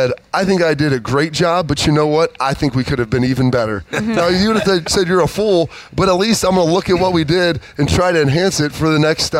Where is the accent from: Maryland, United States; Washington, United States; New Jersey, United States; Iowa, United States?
Iowa, United States; We're from Iowa, big Hawkeye fans.